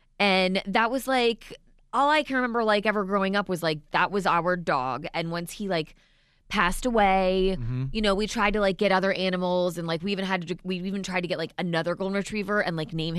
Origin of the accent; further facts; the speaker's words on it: Ocean City, Maryland, United States; when I was growing up in Maryland, like in Ocean City.